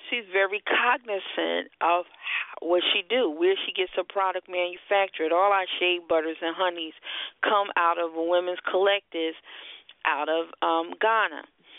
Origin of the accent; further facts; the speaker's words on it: Philadelphia, Pennsylvania, United States; The Philadelphia Art Museum, I'm from Philadelphia, very well known.